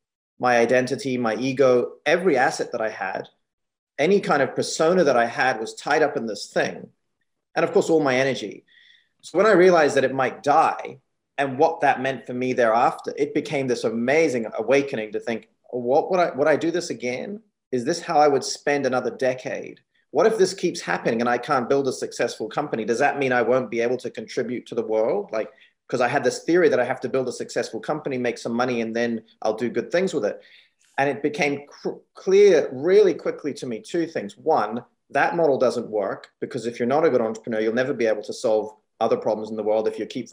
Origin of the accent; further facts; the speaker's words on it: New Zealand; also born or lived in Hong Kong / United States; And, you know, I moved from Hong Kong as a teenager. So growing up in New Zealand and being born in Hong Kong, it's very interesting